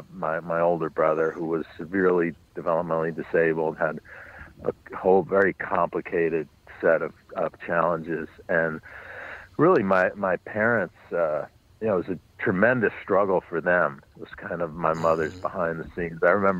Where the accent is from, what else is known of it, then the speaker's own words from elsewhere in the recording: New York City, New York, United States; I grew up on the Upper West Side, but north of 96th Street, west 106th Street, which was, we lived in a beautiful building, but it was a neighborhood that had been in decline.